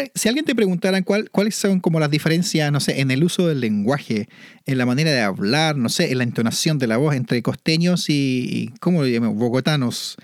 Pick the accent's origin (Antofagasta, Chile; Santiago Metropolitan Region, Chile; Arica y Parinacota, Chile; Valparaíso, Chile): Santiago Metropolitan Region, Chile; Santiago; moved away; also born or lived in Manitoba, Canada; Yo viví en Santiago y nací y fui criado y siempre tuve la montaña al frente mío